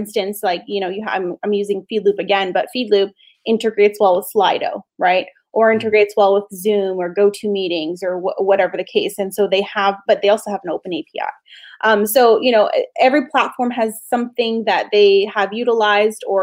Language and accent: English; Canada; It's a Canadian company. I'm Canadian